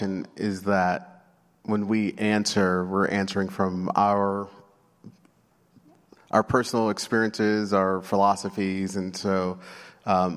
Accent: New York City, New York, United States; I grew up in New York City

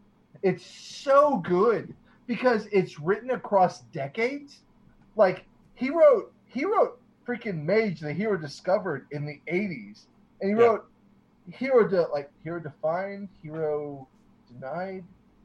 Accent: Norfolk, Virginia, United States; moved away; also born or lived in Memphis; I grew up in in Virginia.

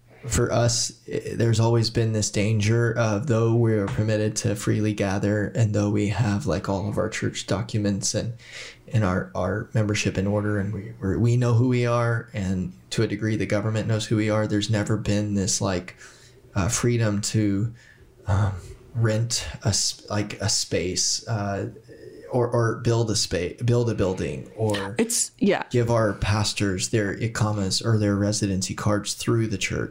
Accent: Southern Indiana, United States; moved away as an adult; also born or lived in Portland; now in Erbil, Iraq; I come from Southern Indiana

